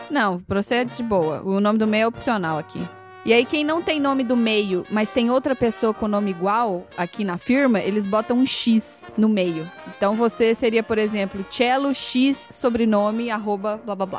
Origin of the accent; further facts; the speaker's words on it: Brazil; now in United States; nós dois somos brasileiros